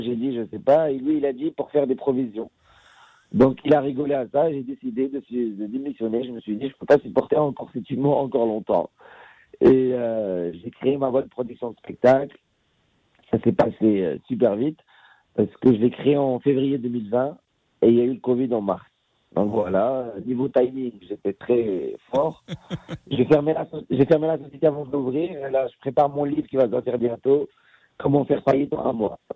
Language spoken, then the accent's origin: French; Casablanca, Casablanca-Settat, Morocco; moved away as an adult; now in France; je suis un fils de Casablanca, j'ai grandi, je suis un enfant de Casablanca, j'ai grandi au Maroc.